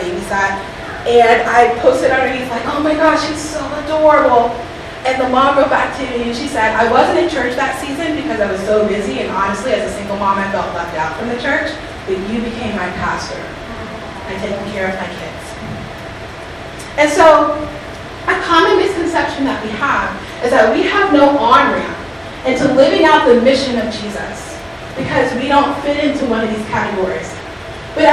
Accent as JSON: {"language": "English", "region": "the South", "country": "United States", "said": "I'm from the South"}